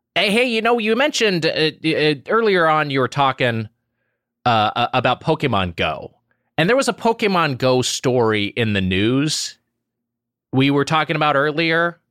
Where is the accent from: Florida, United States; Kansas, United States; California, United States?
California, United States; Southern; I performed at Disneyland as a kid because I grew up in Southern California